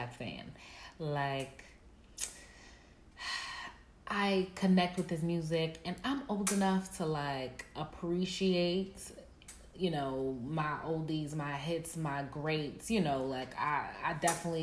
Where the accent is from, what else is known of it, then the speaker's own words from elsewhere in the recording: Nigeria; now in Atlanta, United States; Yes, I'm also Nigerian.